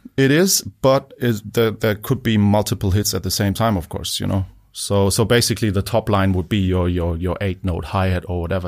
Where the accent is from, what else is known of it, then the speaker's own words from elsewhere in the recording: Munich, Bavaria, Germany; moved away; also born or lived in Bonn, Germany / Liverpool; Only, like, the first, like, five years of my life, and then, um, came to, uh, Munich.